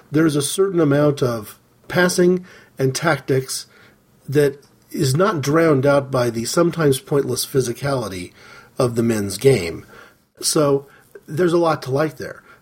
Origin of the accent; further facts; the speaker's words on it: United States; As an American, as an American fan of soccer